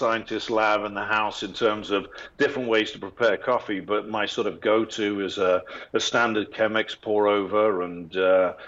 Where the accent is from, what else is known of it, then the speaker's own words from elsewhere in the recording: England, United Kingdom; moved away; I'm English